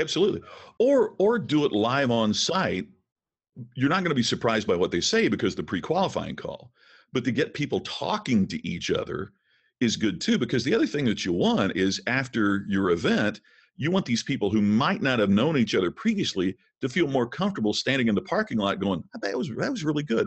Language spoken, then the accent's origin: English; Crothersville, Indiana, United States; moved away; I'm from a small town in southern Indiana. Crothersville, Indiana is my hometown